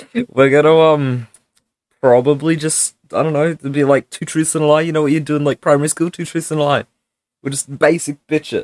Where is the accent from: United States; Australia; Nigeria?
Australia; also born or lived in Wales; I am Australian